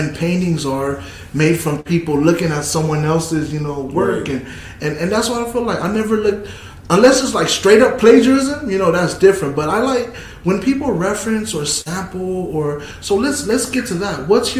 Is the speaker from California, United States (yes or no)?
yes; California, United States; I'm not a Warriors fan, but if the Warriors make it a shit, I'm a Warriors fan. I'm from California.